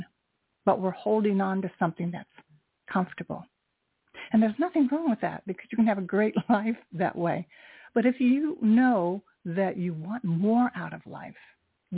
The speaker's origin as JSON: {"language": "English", "country": "United States", "said": "I am Japanese American"}